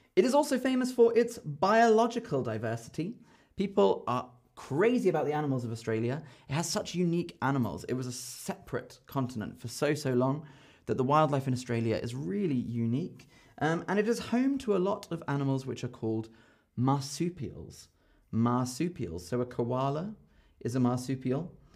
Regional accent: London, United Kingdom; I'm from London

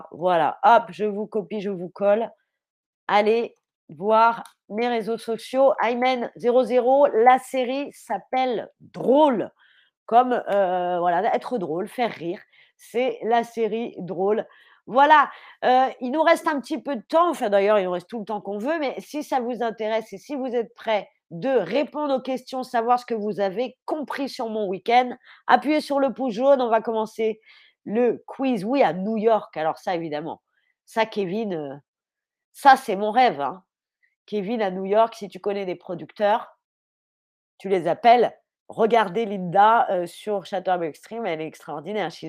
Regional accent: Paris, Île-de-France, France; Puis j'ai grandi à Paris, dans un quartier avec énormément d'Algériens, de Marocains, de Tunisiens.

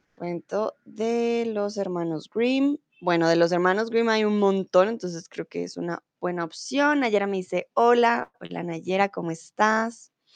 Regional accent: Colombia; also born or lived in Germany; soy de Colombia

